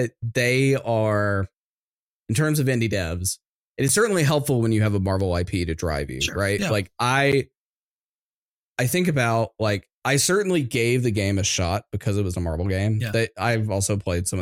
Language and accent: English; Atlanta, Georgia, United States; we grew up in Atlanta, so local to Atlanta